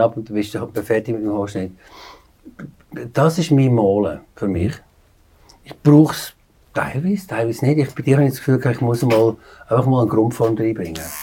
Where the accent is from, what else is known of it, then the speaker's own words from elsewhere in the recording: Aargau, Switzerland; moved away as an adult; also born or lived in New York; geboren im Aargau. Bin jetzt 23 Jahre in New York gewesen